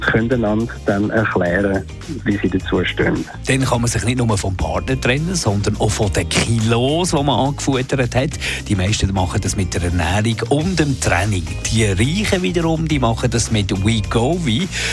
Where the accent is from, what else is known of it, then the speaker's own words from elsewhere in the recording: Switzerland; bei uns in der Schweiz